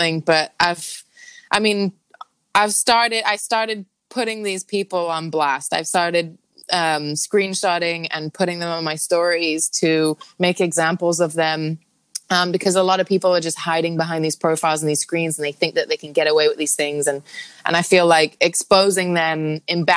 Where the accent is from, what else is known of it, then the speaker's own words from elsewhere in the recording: Hong Kong; also born or lived in Thailand; now in New York, United States; I'm born and raised in Hong Kong, and I've got family there.